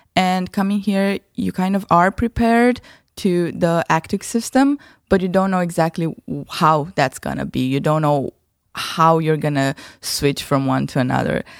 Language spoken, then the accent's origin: English; Romania; now in Groningen, Netherlands; I'm from Romania